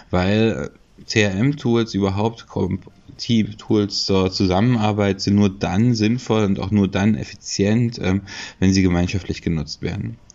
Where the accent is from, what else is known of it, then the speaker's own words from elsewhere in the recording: Leipzig, Saxony, Germany; ich komme aus Leipzig.